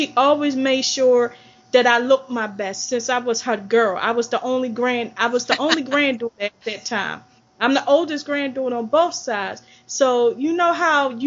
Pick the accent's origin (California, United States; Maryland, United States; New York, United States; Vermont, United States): Maryland, United States; Baltimore; I grew up in Baltimore City in a working class family.